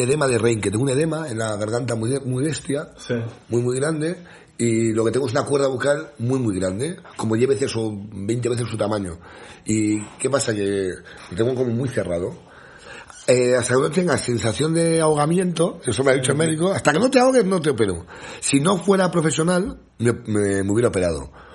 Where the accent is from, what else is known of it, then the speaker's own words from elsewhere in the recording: a small village in the Sierra de Madrid, Community of Madrid, Spain; yo en mi pueblo, yo soy un pueblo muy pequeñito de la Sierra de Madrid